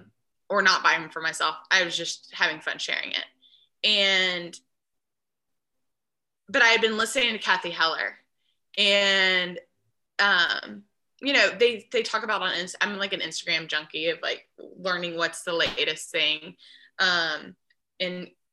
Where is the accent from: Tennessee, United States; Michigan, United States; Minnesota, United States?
Tennessee, United States; Nashville; I grew up in Nashville in the school bus for first couple of years of school, when we lived by that shop